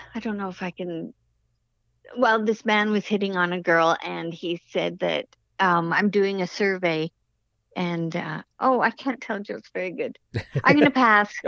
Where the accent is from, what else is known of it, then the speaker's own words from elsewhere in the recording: Canada; being Canadian